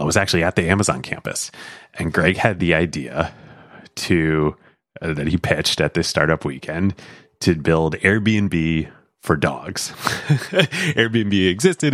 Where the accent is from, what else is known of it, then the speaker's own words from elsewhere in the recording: Pennsylvania, United States; moved away as an adult; also born or lived in New York; I grew up in Pennsylvania.